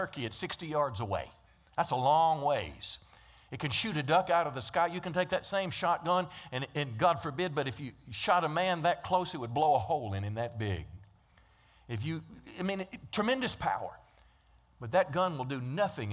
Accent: Texarkana, United States; we're from Texarkana

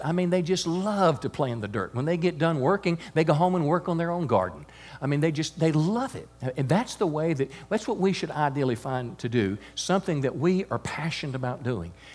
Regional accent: United States; I'm grateful as an American

